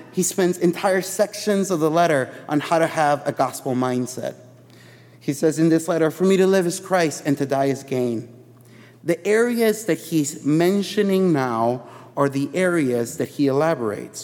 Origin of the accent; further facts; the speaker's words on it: Chicago, Illinois, United States; I grew up in Chicago